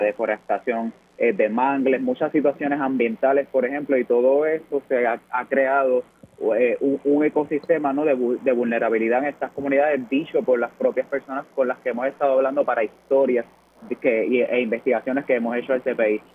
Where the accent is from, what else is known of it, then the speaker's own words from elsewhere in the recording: Puerto Rico; como puertorriqueños y puertorriqueñas aprendemos